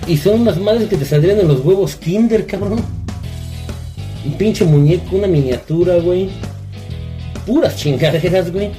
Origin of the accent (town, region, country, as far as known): Mexico